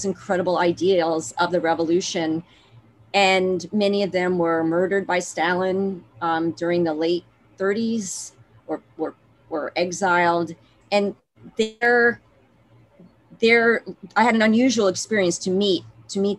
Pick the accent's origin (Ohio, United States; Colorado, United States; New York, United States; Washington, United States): New York, United States; New York City; also born or lived in Massachusetts / Moscow / Boston; I am from New York. I grew up in Queens, New York.